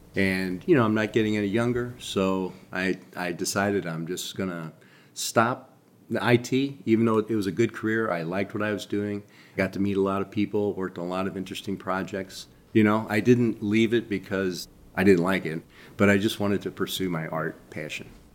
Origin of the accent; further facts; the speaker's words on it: St. Louis, Missouri, United States; I'm from Saint Louis. I've spent most of my life here